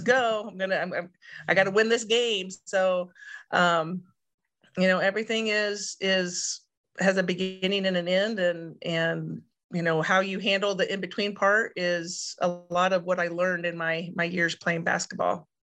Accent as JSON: {"language": "English", "town": "Sullivan", "region": "Illinois", "country": "United States", "tie": "born or raised there", "said": "growing up in Sullivan, our home church was in Mattoon."}